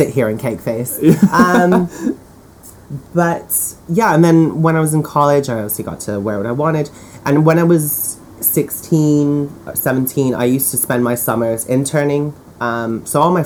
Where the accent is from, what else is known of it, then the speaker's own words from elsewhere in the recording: California, United States; now in United Kingdom; I grew up in California, and when I moved here